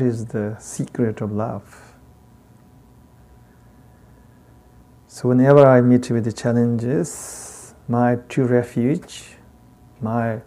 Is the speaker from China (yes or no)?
yes; Tibet, China; accent: heavy Tibetan; English is a second language; I got a heavy Tibetan accent